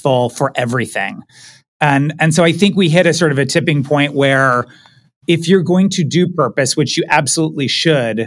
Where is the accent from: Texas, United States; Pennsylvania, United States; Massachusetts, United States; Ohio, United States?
Pennsylvania, United States; Pittsburgh; moved away; I am originally from Pittsburgh, Pennsylvania. Moved around a little bit as a kid, but Pittsburgh is my hometown.